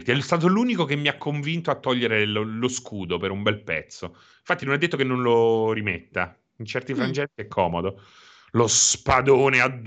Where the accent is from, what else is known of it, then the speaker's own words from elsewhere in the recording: Tuscany, Italy; Ero qui temporaneamente, sono della Toscana.